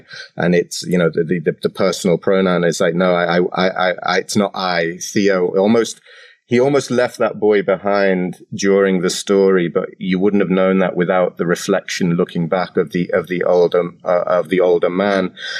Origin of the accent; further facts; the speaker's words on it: Cyprus; also born or lived in England; So I grew up in Cyprus and I was born in England. I came to Cyprus when I was 14.